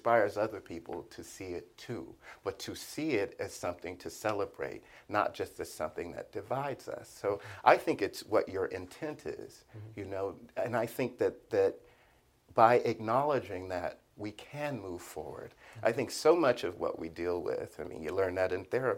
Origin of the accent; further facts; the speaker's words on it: Miami, Florida, United States; I'm from Liberty City